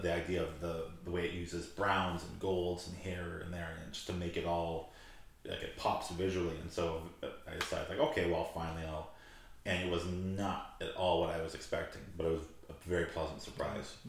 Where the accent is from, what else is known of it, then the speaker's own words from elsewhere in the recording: Saskatoon, Saskatchewan, Canada; growing up in Saskatoon, we had the sanatorium here